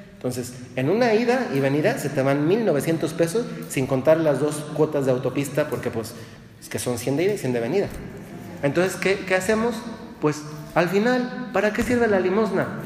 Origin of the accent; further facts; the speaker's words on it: Dolores Hidalgo, Guanajuato, Mexico; yo me acuerdo cuando era niño, yo soy de Dolores y Hidalgo, Guanajuato